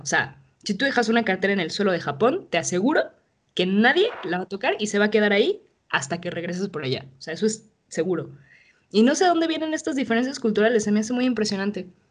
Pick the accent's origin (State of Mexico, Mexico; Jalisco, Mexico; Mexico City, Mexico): Mexico City, Mexico; soy de la Ciudad de México